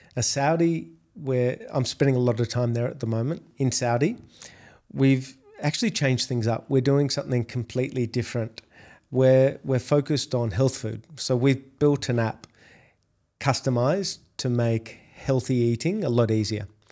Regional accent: Australia; accent: Australian; moved away as an adult; now in Dubai, United Arab Emirates; if you can't tell by my accent, I'm Australian

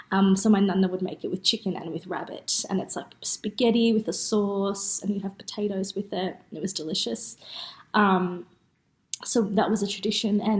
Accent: Sunshine, Victoria, Australia; You know, I grew up in Sunshine and there was so many cultures around me, and I learned a lot about different people that way.

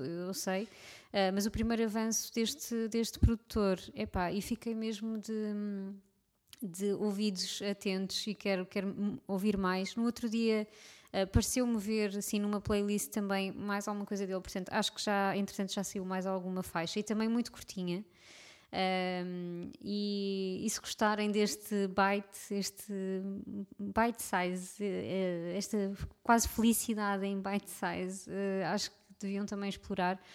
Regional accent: Portugal; somos nós, portugueses

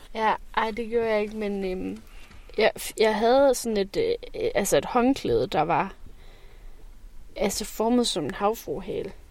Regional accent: Fjaltring, Central Denmark Region, Denmark; moved away; jeg voksede op ved Vestkysten. Ja. Så øh, ved Fjaltring Strand

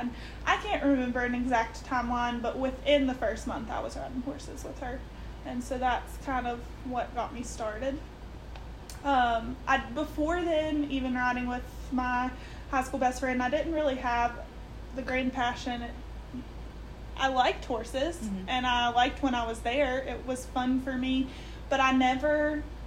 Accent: Richwood, United States; I grew up in Richwood in the middle of town.

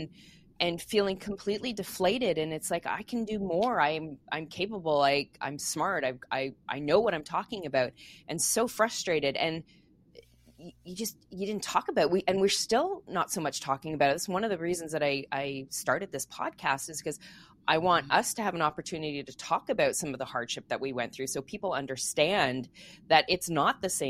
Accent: Quebec, Canada; moved away; I grew up in Quebec, so I speaking French and English, so I mix my idioms all the time.

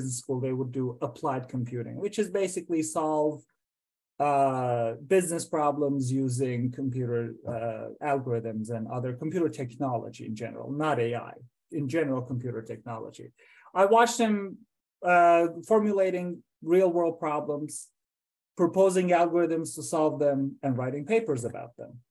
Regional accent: Iran; moved away as an adult; also born or lived in Iowa, United States; now in United States; I went to college first in Iran. I'm from Iran

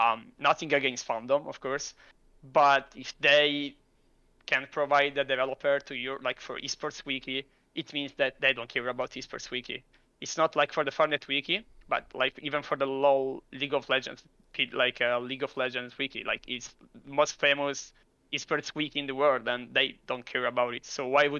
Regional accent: Italy; I'm from Italy.

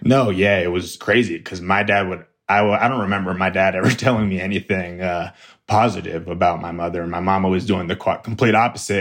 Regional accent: Flagstaff, Arizona, United States; I grew up in Flagstaff, Arizona. born and raised here

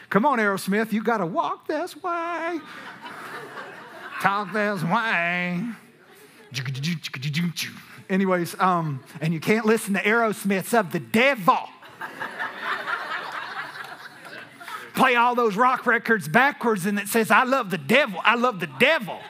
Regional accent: Texas, United States; We're from Texas

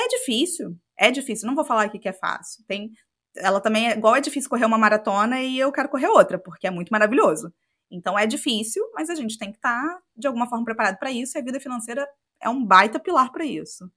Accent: Macaé, Rio de Janeiro, Brazil; moved away as an adult; nasci em Macaé, passei minha vida inteira lá até fazer o intercâmbio

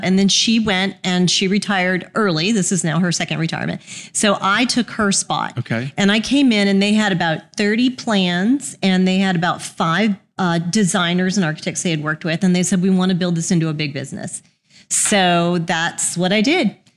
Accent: Houston, Texas, United States; moved away as an adult; now in Birmingham, United States; Texan by birth. Um, I grew up in Houston, went to University of Houston

